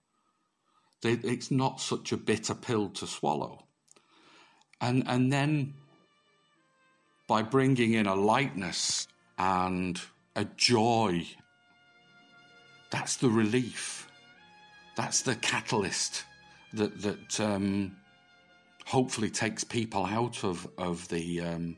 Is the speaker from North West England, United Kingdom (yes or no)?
yes; Manchester, North West England, United Kingdom; moved away as an adult; also born or lived in France; now in Limerick, Ireland; originally I'm from Manchester, so I was brought up very close to Bellevue Circus in Manchester